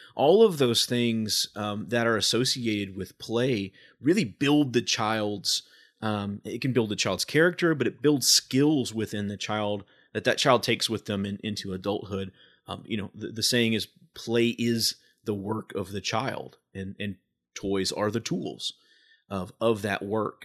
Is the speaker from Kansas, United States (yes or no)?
no; Evansville, Indiana, United States; we've had a children's palace growing up in Evansville